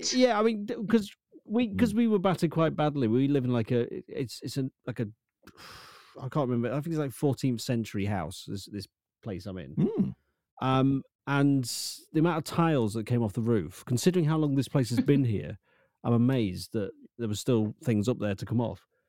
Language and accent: English; Lincoln, East Midlands, United Kingdom; I'm from Lincoln